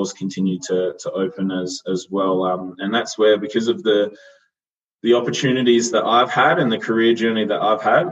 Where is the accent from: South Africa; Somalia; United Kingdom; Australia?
Australia; Yorke Peninsula, South Australia; moved away as an adult; also born or lived in Adelaide; now in Melbourne, Australia; a country kid from a town of 5,000 people